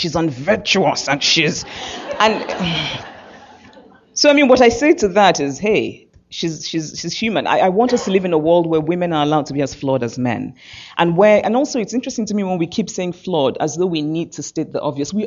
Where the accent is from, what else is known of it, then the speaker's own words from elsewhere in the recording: Nigeria; moved away as an adult; I'm Nigerian